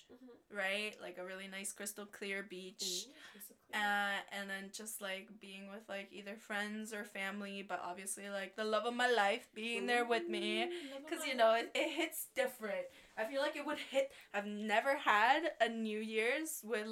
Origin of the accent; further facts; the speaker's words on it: Guatemala; moved away; back home, it's totally different. I'm from Guatemala